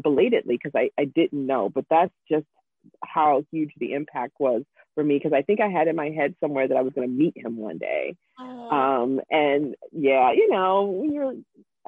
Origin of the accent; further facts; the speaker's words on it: Jacksonville, Florida, United States; my hometown of Jacksonville, Florida. And I told her I was from Jacksonville